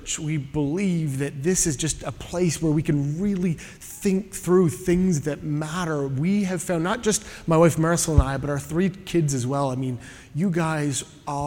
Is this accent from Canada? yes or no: yes; Canada; now in Southern California, United States; I am a Canadian in exile